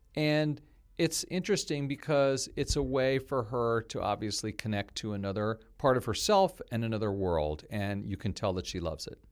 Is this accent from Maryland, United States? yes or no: yes; Maryland, United States; I'm from Maryland, too